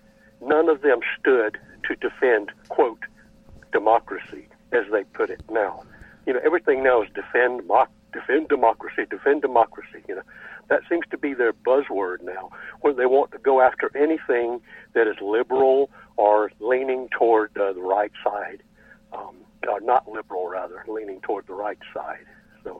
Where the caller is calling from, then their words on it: West Virginia, United States; I'm calling from West Virginia.